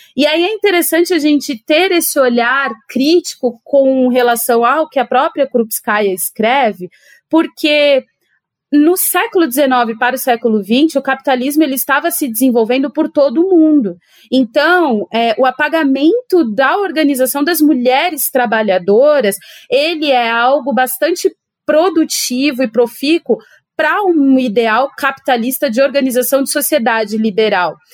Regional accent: São Paulo, Brazil; sou de São Paulo e estou em São Paulo nesse momento

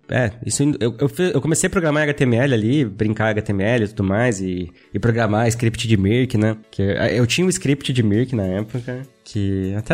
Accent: Pelotas, Rio Grande do Sul, Brazil; born there; also born or lived in Pará / Paraná; eu nasci no Rio Grande do Sul, Pelotas. Olha só. Aí depois a gente morou no Pará, foi pro Pará

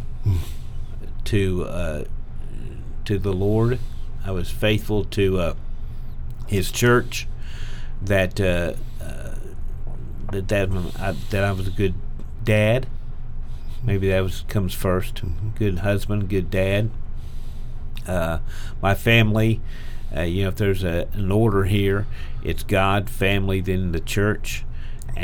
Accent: Oklahoma, United States; I'm from Oklahoma

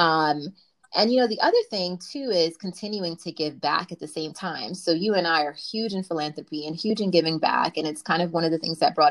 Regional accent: New York City, New York, United States; I'm from Brooklyn, BK for life.

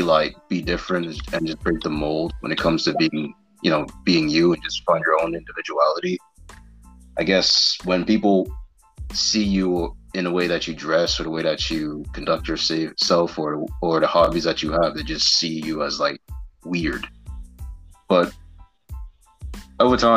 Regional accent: United States; growing up in the States, me being different in the sense of like the way I dress or the way I speak

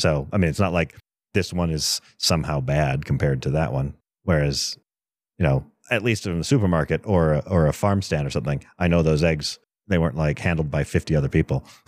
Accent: East Coast, United States; now in Colorado, United States; I grew up on the East Coast

